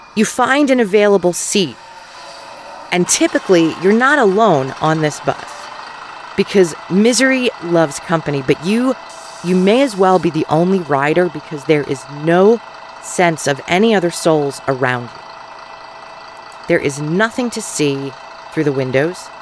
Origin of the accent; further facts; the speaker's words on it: Philadelphia, Pennsylvania, United States; accent: Philly; Mine, which can be very Philly when I don't pay attention to my O's